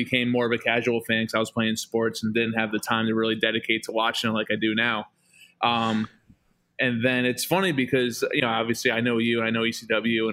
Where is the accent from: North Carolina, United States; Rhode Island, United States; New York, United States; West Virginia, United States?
New York, United States; Poughkeepsie; I was raised in Poughkeepsie, so that was an old WWE territory